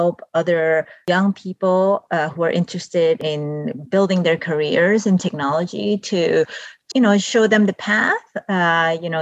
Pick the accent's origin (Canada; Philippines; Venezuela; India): Venezuela; English is a second language; now in United States; I was born and raised in South America, specifically in Venezuela.